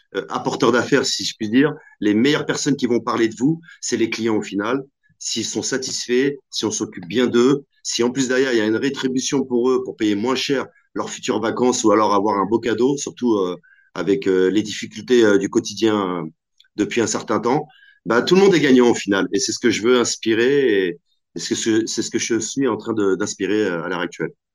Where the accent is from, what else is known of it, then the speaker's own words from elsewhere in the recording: Normandy, France; also born or lived in Algeria (ancestry); je suis d'origine euh, normande, donc je suis attaché à ma Normandie